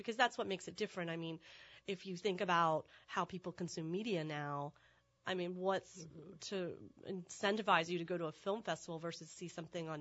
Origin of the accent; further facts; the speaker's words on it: Tallahassee, Florida, United States; moved away as an adult; now in New Orleans, United States; I'm from Tallahassee, Florida